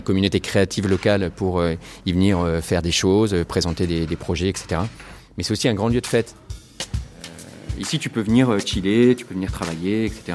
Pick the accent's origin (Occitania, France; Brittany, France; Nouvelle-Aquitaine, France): Nouvelle-Aquitaine, France; Bordeaux; moved away as an adult; also born or lived in Savoie; now in Chambéry, France; Je suis bordelais